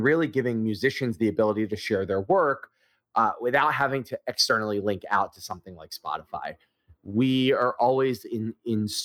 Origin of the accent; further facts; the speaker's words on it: Philadelphia, Pennsylvania, United States; I'm from Philly